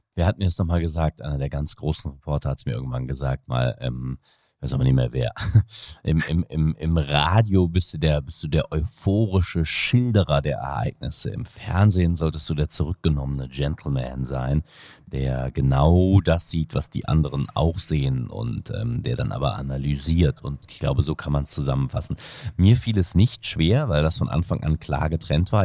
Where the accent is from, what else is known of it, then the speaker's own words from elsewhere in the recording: Untereschbach, North Rhine-Westphalia, Germany; first language Indonesian; German is a second language; also born or lived in Aachen / Jakarta, Indonesia / Cologne; ich bin ja im Bergischen Land aufgewachsen, vor den Toren Kölns dann letztlich in Untereschbach